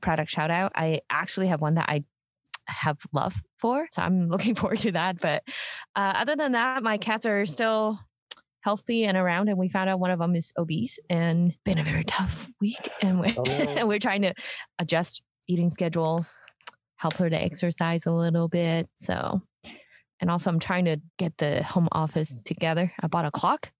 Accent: Hong Kong; When I was growing up in Hong Kong, like I was in a school that I was learning chemistry, physics, and biology, all these things in English

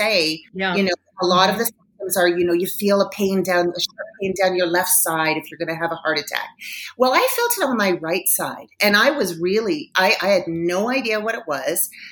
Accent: Toronto, Ontario, Canada; moved away as an adult; now in Denver, United States; I am originally from Toronto, Canada. So before I moved to Denver, Colorado, I was working in media in Toronto

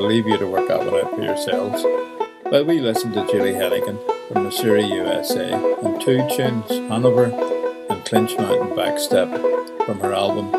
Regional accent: Northern Ireland, United Kingdom; We haven't talked recently about the language we talk here in Northern Ireland.

